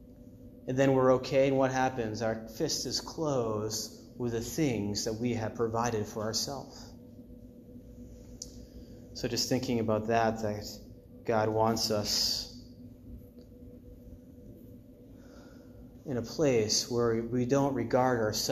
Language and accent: English; Maine, United States; I grew up like 20 minutes from the ocean. It was in Maine